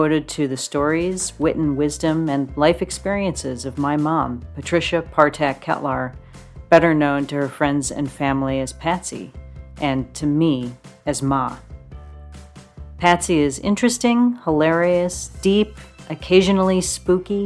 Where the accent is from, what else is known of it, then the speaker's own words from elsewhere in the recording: Joliet, Illinois, United States; moved away; my hometown of Joliet, Illinois